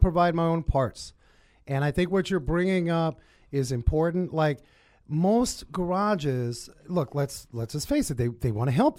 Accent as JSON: {"language": "English", "town": "New York City", "region": "New York", "country": "United States", "tie": "born or raised there", "said": "I grew up in Harlem"}